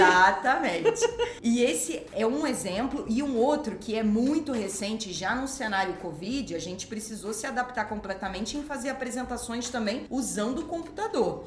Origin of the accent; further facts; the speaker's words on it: Rio de Janeiro, Brazil; eu sou carioca